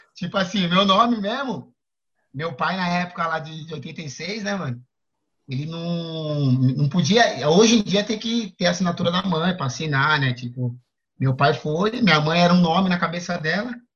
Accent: São Paulo, Brazil; sou da Zona Sul, mano. Cresci ali na, na saúde ali na Winter, que é ali no, no Planalto, Planalto Paulista

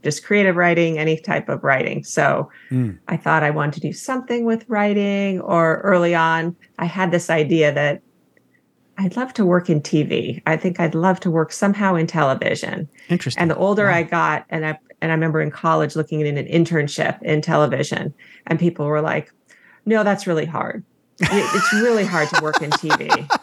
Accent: Palo Alto, California, United States; also born or lived in Los Angeles, California / Billings, Montana; I grew up um, in Palo Alto, California.

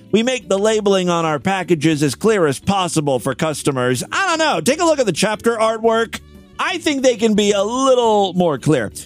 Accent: Ohio, United States; my home state of Ohio

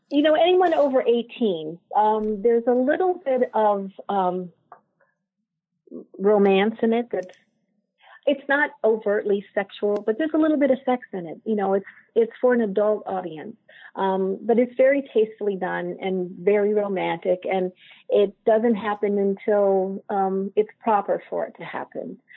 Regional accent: Ireland; And I keep looking at the teapots and they, kind of saying, well, you know, I'm from Ireland

